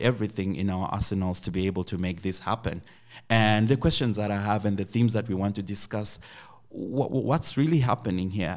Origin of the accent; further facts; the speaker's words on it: Zimbabwe; moved away; also born or lived in Uganda; I come from Zimbabwe